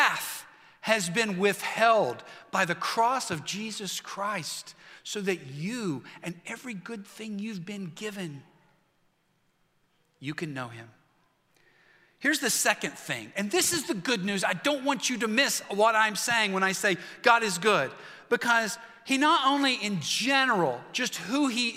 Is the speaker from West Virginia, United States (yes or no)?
yes; West Virginia, United States; I'm from West Virginia.